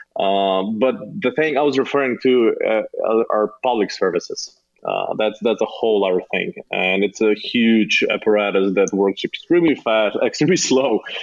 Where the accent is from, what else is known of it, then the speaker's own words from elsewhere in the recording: Slovenia; also born or lived in Ljubljana; I grew up uh, in a small town outside of Ljubljana